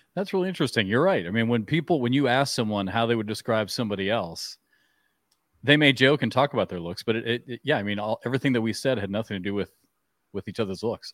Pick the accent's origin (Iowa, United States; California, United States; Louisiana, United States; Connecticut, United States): Iowa, United States; I grew up in Iowa